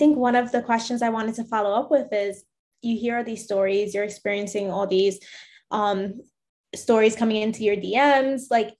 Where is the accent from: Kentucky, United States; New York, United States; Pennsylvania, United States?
New York, United States; New York City; my parents are from Puerto Rico, but I grew up in New York in the Bronx. That's my heritage.